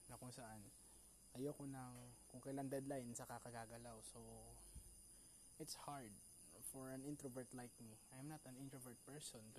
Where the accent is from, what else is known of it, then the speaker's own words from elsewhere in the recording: Philippines; Pinoy ako.